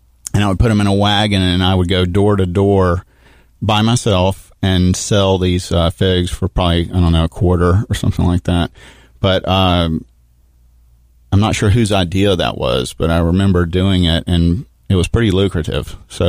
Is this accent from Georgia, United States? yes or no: yes; Athens, Georgia, United States; born there; Well, real quick, I was born in Athens, Georgia, which is why I'm still a rabid Bulldog fan.